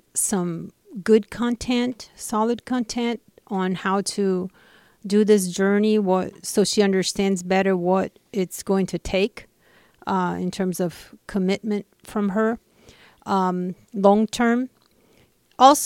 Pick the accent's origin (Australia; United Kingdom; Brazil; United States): Brazil; moved away; I'm originally from Brazil